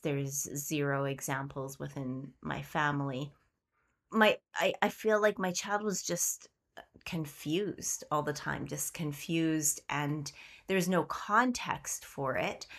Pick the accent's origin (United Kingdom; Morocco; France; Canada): Canada; We are Queerly Canadian